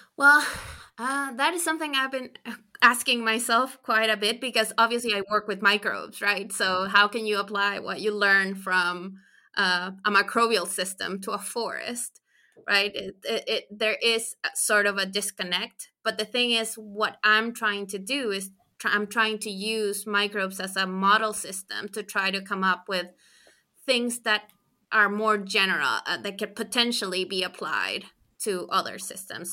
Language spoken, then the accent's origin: English; Chile; moved away as an adult; also born or lived in United States; I'm from Chile, so in South America